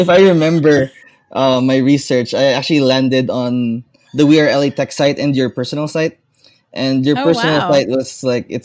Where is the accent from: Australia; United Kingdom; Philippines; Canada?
Philippines; I am from the Philippines